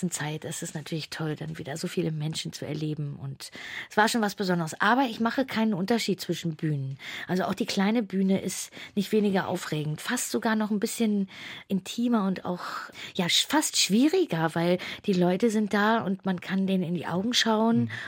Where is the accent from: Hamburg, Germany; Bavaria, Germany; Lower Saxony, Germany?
Hamburg, Germany; also born or lived in Saxony-Anhalt; ich bin in Hamburg zur Schule gegangen, aber ich bin nicht gebürtige Hamburgerin. Mhm. Ich bin in Ostdeutschland, in Sachsen-Anhalt geboren